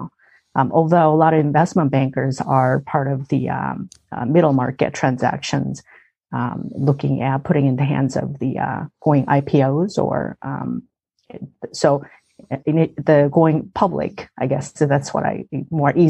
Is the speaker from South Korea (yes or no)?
yes; South Korea; moved away as an adult; now in United States; I grew up in South Korea